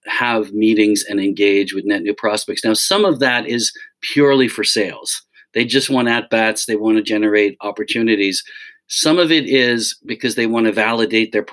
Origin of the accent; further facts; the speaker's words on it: Dublin, Leinster, Ireland; moved away as an adult; now in United States; I grew up in Dublin. My family's in Dublin, so I've always been back and forth. I came over here in the mid-80s